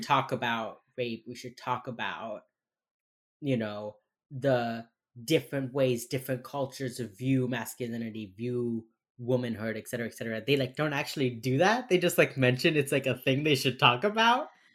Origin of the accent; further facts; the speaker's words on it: Miami, Florida, United States; accent: Miami; my fucking Miami accent